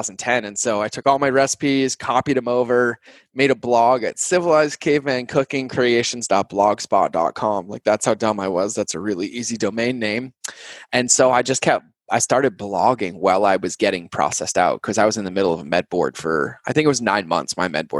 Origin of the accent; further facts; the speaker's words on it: New England, United States; I grew up in New England